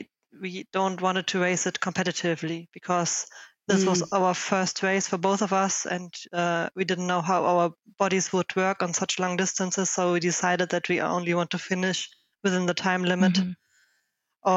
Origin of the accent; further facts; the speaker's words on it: Germany; also born or lived in Berlin, Germany; from Germany, 37 years old. I started cycling 8 years ago when I still lived in Berlin.